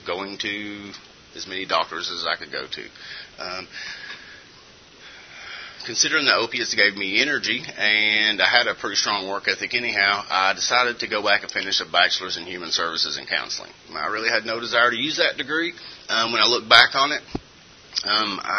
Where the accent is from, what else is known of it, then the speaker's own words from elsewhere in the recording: Eastern Kentucky, United States; I'm originally from Eastern Kentucky, grew up in a wonderful Christian home